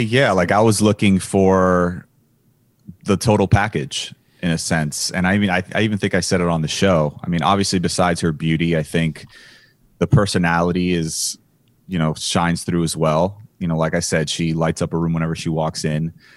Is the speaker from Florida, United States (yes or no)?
yes; Miami, Florida, United States; I was from Miami.